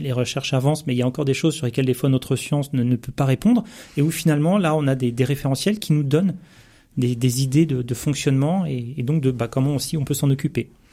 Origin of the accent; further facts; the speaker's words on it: Seine-Saint-Denis, Île-de-France, France; je suis issu de la Seine-Saint-Denis